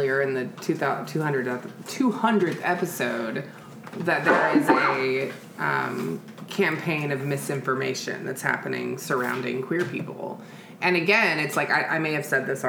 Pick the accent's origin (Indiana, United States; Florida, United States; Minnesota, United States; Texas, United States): Texas, United States; Houston; I grew up in Houston